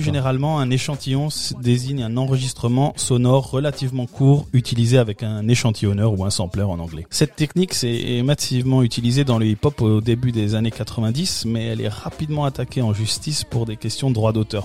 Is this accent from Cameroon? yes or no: no; France